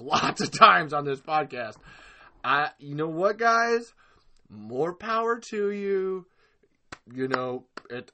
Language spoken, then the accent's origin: English; Texas, United States; I come from Texas